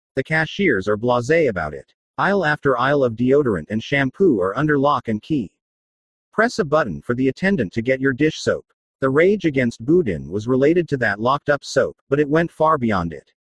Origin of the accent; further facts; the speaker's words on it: San Francisco, California, United States; born or raised there